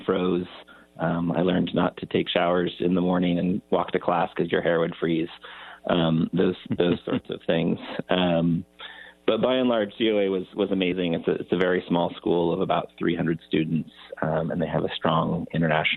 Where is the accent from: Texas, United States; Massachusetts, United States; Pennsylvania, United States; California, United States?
California, United States; San Juan Ridge; also born or lived in Bar Harbor, Maine; I love growing up on the San Juan Ridge